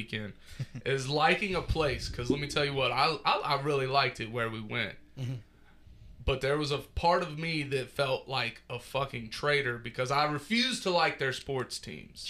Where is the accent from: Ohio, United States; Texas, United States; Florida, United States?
Ohio, United States; Cincinnati